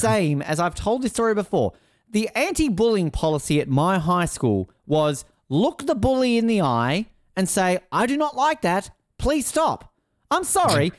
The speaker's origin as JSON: {"language": "English", "country": "Australia", "said": "I'm Australian"}